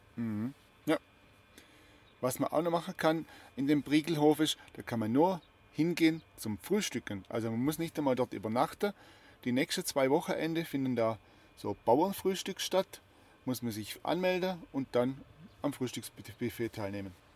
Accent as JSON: {"language": "German", "area": "Heuberg", "region": "Baden-Württemberg", "country": "Germany", "tie": "born or raised there", "said": "oben auf dem Heuberg aus meiner alten Heimat"}